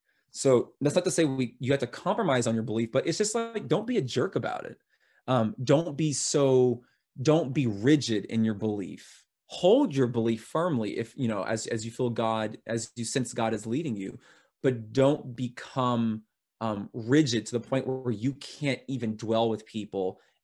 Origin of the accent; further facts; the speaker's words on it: United States; I'm American.